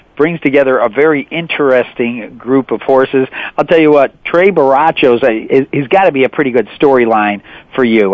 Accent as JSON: {"language": "English", "region": "East Coast", "country": "United States", "tie": "born or raised there", "said": "my family, growing up on the East Coast, was kind of a holy race of obligation"}